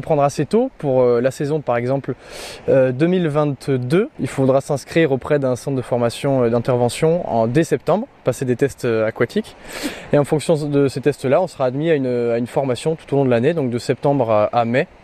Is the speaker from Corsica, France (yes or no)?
no; Marseille, Provence-Alpes-Côte d'Azur, France; quand on est Marseillais